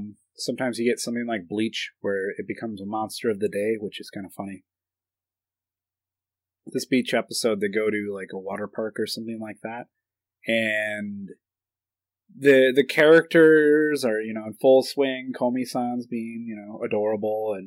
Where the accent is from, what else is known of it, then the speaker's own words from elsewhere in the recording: United States; I'm American